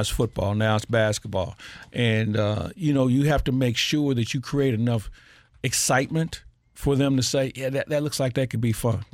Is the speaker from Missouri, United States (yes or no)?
yes; St. Louis, Missouri, United States; I grew up in Matthews Dickey